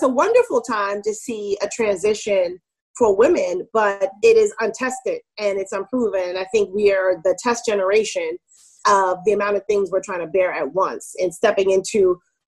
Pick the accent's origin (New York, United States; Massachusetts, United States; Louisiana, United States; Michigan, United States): New York, United States; also born or lived in California / Germany / Maryland; I grew up in Queens, New York, mostly. I was like born in California. I lived in Germany, but most of my childhood was in New York.